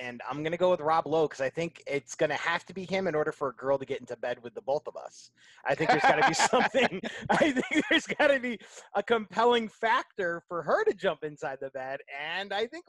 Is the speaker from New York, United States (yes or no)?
yes; upstate New York, United States; I'm upstate New Yorker.